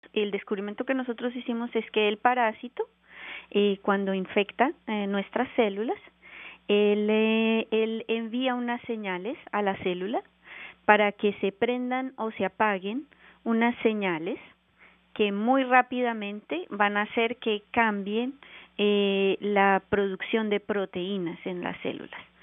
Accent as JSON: {"language": "Spanish", "country": "Colombia", "also_born_or_lived": "Bogotá, Colombia", "moved": "as an adult", "lives_now": "Canada", "said": "yo soy colombiana y me formé en la Universidad Nacional de Colombia en Bogotá"}